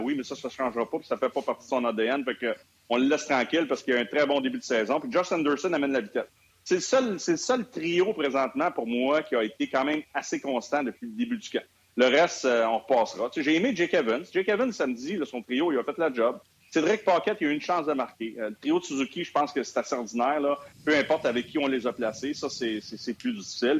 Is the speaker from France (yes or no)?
no; Montreal, Quebec, Canada; je suis natif de Montréal